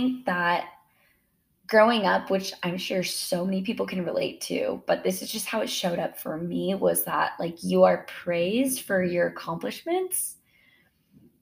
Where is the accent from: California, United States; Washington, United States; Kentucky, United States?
Washington, United States; Spokane; I grew up in Spokane, Washington